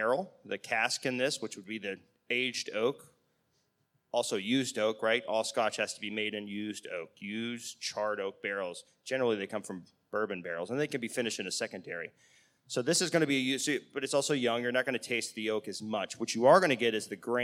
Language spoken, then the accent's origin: English; United States; we're Americans